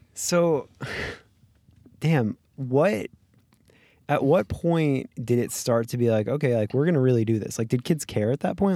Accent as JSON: {"language": "English", "region": "Florida", "country": "United States", "tie": "born or raised there", "moved": "yes", "lives_now": "Los Angeles, United States", "said": "I grew up in Florida"}